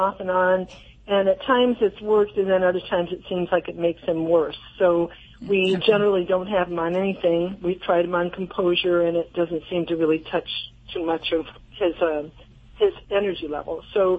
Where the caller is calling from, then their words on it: Harrisville, Michigan, United States; Harrisville, Michigan.